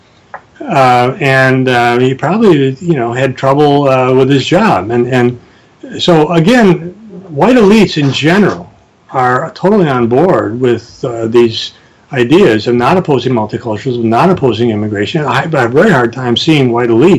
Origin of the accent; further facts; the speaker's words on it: United States; I grew up in America.